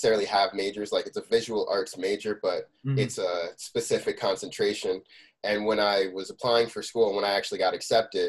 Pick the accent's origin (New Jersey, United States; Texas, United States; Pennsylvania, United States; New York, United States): New Jersey, United States; Scotch Plains; I grew up in Scotch Plains, a lot of my friends played instruments